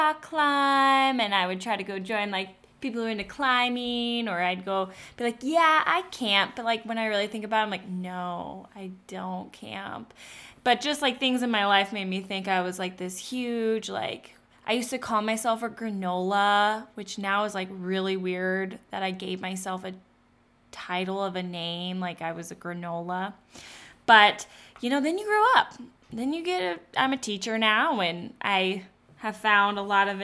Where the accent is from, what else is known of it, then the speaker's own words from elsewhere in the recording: South Dakota, United States; I'm originally from South Dakota. I'm a South Dakota girl. We live in South Dakota.